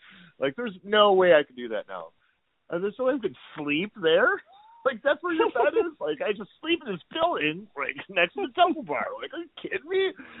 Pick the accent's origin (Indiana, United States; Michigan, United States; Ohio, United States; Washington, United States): Ohio, United States; Toledo; now in Detroit, United States; yeah, I'm from Toledo, Ohio, and we came up here in 1998